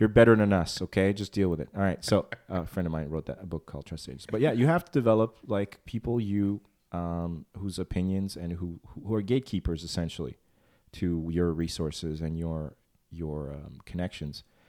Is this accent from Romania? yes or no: yes; Transylvania, Romania; moved away; I was born in Transylvania.